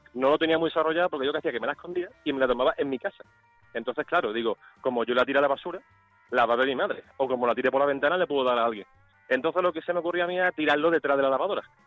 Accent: Seville, Andalusia, Spain; Yo vivo en Sevilla, soy de Sevilla, de momento estoy en Sevilla

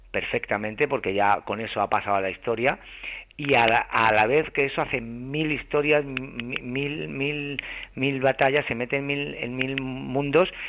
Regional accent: Huelva, Andalusia, Spain; en Huelva. Que, es mi mi tierra, la tierra de mi madre y en un pueblecito en, tenemos ahí la una casita en, el, en la sierra

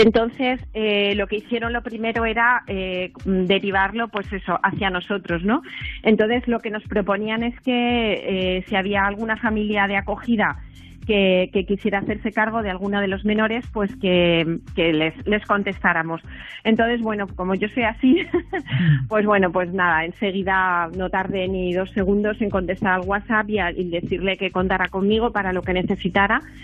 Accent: Spain; nací en España

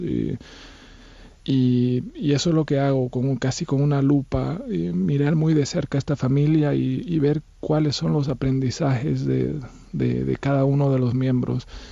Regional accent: Bolivia; moved away as an adult; Yo me fui de Bolivia eh, a los 22 años, estuve viviendo en distintos países

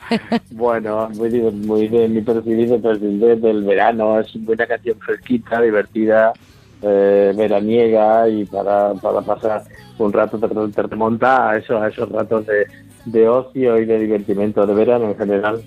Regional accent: Manzanilla, Andalusia, Spain; moved away; los recuerdos de mi pueblo

